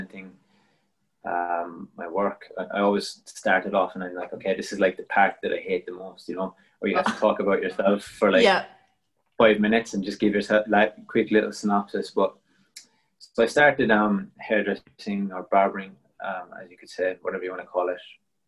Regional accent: Cork, Munster, Ireland; moved away as an adult; also born or lived in Belgium; now in Melbourne, Australia; I'm from Cork in Ireland, originally

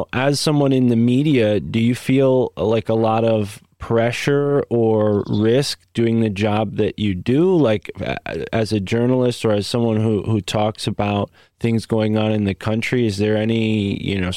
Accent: United States; American, you know, being born in America.

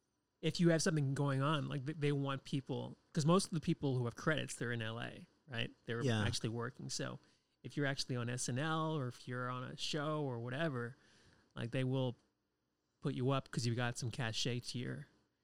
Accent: New Hampshire, United States; moved away as an adult; also born or lived in Boston / New York; now in Los Angeles, United States; I was born and raised in New Hampshire.

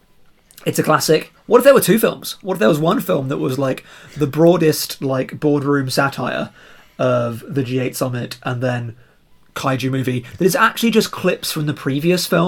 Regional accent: Reading, South East England, United Kingdom; Reading FC, the team from my hometown

